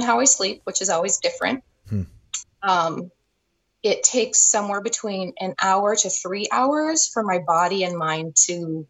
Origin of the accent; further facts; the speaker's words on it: Billings, Montana, United States; moved away as an adult; now in Culver City, United States; No, I grew up in Montana, Billings, Montana.